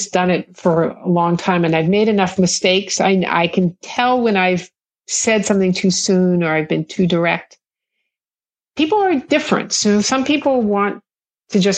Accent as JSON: {"language": "English", "area": "Kauai", "region": "Hawaii", "country": "United States", "tie": "born or raised there", "said": "I grew up in Hawaii"}